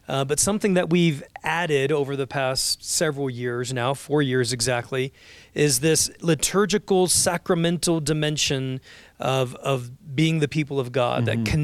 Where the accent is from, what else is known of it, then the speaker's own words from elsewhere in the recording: Florida, United States; growing up in Florida.